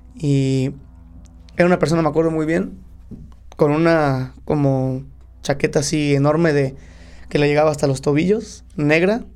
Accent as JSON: {"language": "Spanish", "town": "Cuautla", "region": "Morelos", "country": "Mexico", "tie": "born or raised there", "also_born_or_lived": "Guadalajara, Jalisco"}